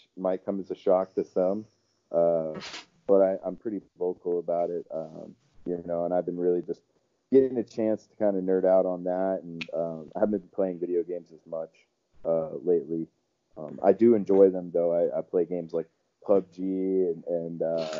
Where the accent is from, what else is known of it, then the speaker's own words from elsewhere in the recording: Florida, United States; Was born and raised in Florida